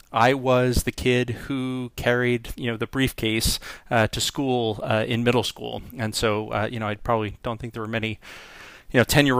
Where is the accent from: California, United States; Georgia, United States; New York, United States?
New York, United States; I was born in New York on the North Shore of Long Island, and as many people have said, I am fortunate that potentially that I left without without the accent. But I grew up on the North Shore of Long Island.